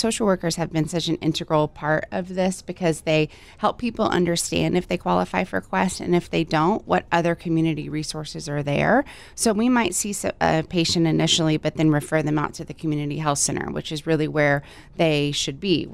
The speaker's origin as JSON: {"language": "English", "region": "Texas", "country": "United States", "moved": "yes", "lives_now": "Hawaii, United States", "said": "I'm from Texas. I've been in Hawaii for about 15 years."}